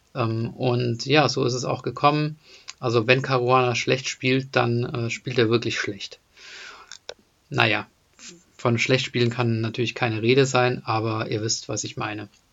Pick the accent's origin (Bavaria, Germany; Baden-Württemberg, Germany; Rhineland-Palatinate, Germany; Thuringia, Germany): Baden-Württemberg, Germany; near Deizisau; moved away; also born or lived in Hesse; in der Nähe von Deizstar bin ich aufgewachsen